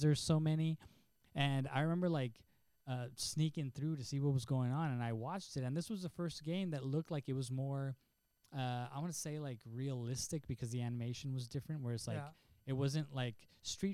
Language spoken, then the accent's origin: English; El Paso, Texas, United States; moved away; I grew up in El Paso